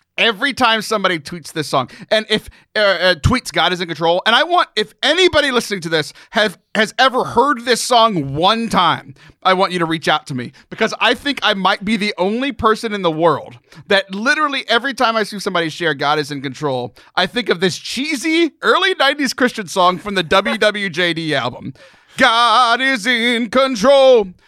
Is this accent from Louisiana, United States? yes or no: yes; Cajun, Louisiana, United States; I'm Cajun, which is displaced French Canadians